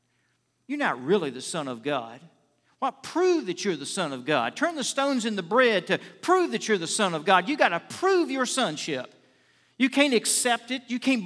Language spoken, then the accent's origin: English; Richmond, United States; I was out visiting with my pastor I grew up under in Richmond